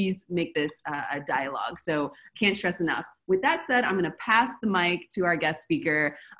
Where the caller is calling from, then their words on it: Buenos Aires, Argentina; I'm calling from Buenos Aires, Argentina.